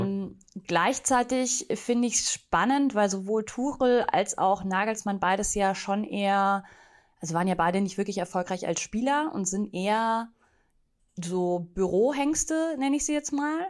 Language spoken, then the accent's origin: German; near Munich, Bavaria, Germany; Ich bin ja ursprünglich aus der Nähe von München